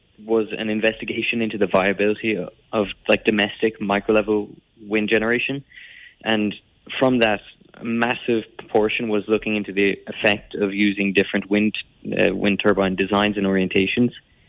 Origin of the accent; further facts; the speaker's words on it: Croom, Munster, Ireland; I'm from Coloche de Chiron, Croom, County Limerick.